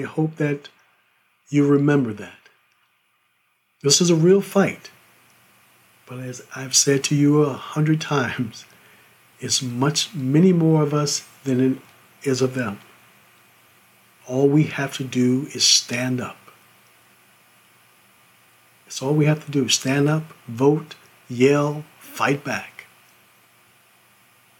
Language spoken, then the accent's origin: English; United States; I'm an American